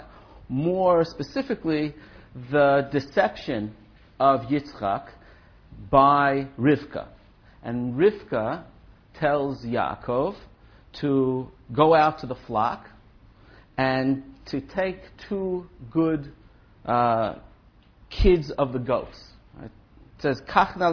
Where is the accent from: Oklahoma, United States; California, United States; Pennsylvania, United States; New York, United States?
New York, United States; New York City; I was brought up in Brooklyn